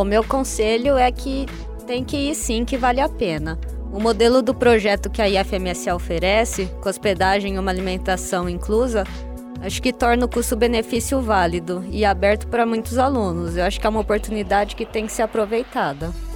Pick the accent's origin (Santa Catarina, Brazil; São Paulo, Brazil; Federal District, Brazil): São Paulo, Brazil; Presidente Prudente; now in Ribeirão Preto, Brazil; Eu sou de Presidente Prudente, eu estou cursando medicina aqui na UNAERP